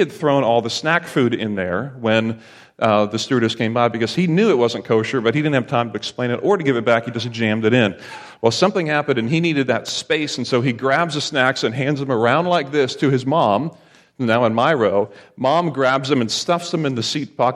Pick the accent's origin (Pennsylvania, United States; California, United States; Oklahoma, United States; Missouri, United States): Pennsylvania, United States; Lancaster